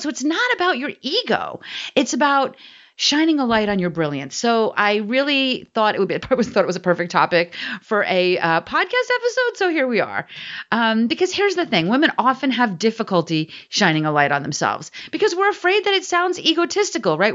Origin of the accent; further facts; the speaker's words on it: New Jersey, United States; I'm from New Jersey